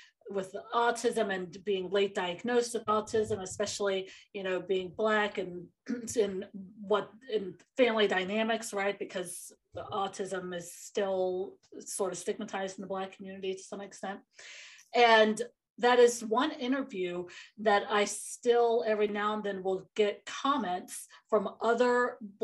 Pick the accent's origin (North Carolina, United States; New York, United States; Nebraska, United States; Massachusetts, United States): North Carolina, United States; moved away; I'm originally from a military town in North Carolina